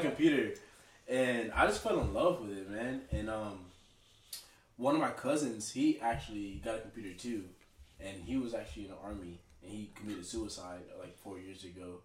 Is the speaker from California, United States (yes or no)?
no; Dallas, Texas, United States; also born or lived in Tulsa, Oklahoma; now in Jacksonville, United States; I'm from Dallas, Texas.